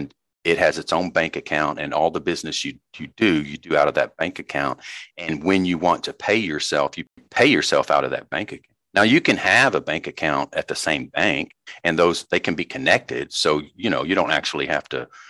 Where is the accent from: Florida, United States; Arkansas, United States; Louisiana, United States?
Arkansas, United States; I grew up in Arkansas and I grew up out in the country.